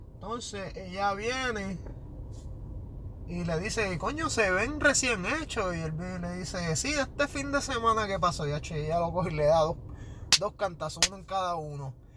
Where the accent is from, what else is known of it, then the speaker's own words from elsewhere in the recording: Carolina, Puerto Rico; Soy de Carolina